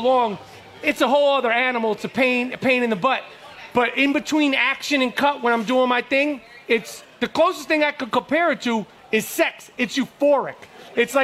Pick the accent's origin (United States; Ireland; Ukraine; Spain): United States; New York City, New York; growing up in New York at that time, in the streets of New York, playing in the streets of New York